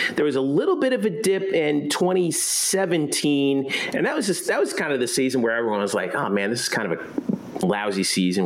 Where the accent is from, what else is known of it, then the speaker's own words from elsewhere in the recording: South Florida, United States; I grew up in South Florida